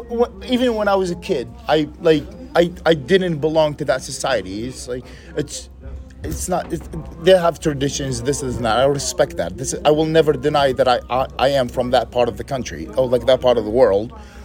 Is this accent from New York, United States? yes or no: no; Dallas, Texas, United States; No, I'm joking. We're from Dallas.